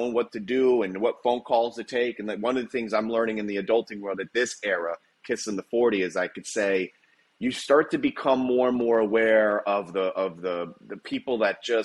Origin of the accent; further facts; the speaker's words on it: Palm Coast, Florida, United States; We grew up in the Palm Coast area